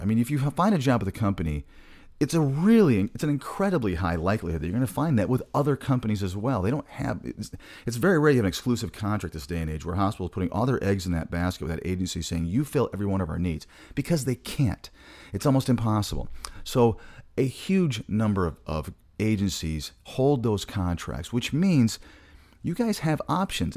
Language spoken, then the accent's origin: English; Michigan, United States; moved away; I'm originally from Michigan, so I talk quick sometimes